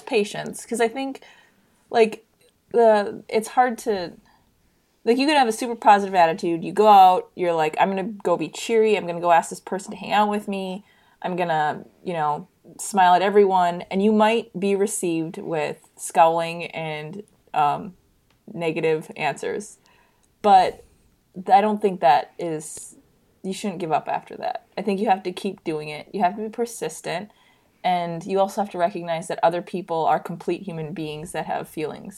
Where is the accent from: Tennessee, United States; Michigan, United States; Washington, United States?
Michigan, United States; moved away as an adult; now in Minneapolis, United States; I technically I grew up in Michigan